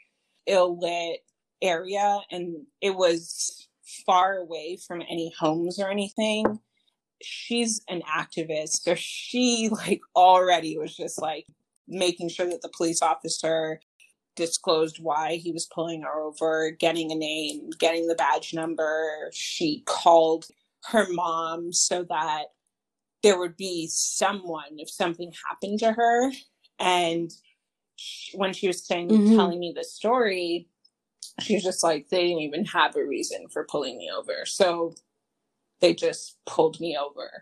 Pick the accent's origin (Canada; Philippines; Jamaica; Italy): Canada; moved away as an adult; now in United States; I'm coming from Canada